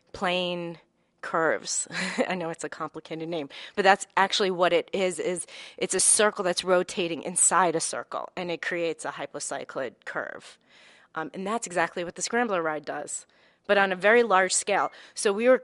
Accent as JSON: {"language": "English", "town": "White Plains", "region": "New York", "country": "United States", "tie": "born or raised there", "lives_now": "Bronx, United States", "said": "My family, both sides of my family, are from the Bronx, Morris Park area, but I grew up in Westchester, in right near White Plains"}